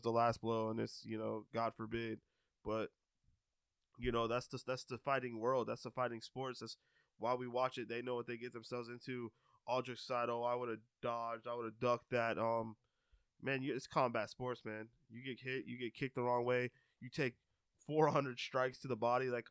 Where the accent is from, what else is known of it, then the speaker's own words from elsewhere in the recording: Tampa, Florida, United States; I was born here in Tampa